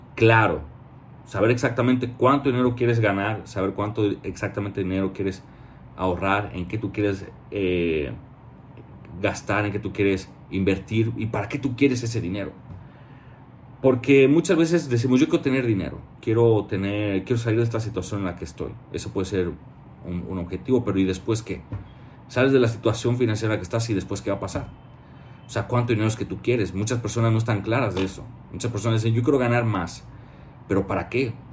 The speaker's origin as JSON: {"language": "Spanish", "country": "Mexico", "said": "como mexicano"}